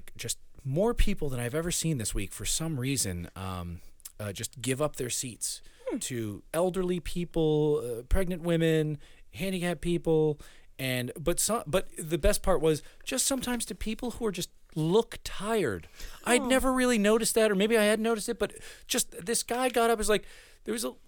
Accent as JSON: {"language": "English", "town": "Framingham", "region": "Massachusetts", "country": "United States", "tie": "born or raised there", "first_language": "Spanish", "second_language": "English", "said": "I'm from a town called Framingham"}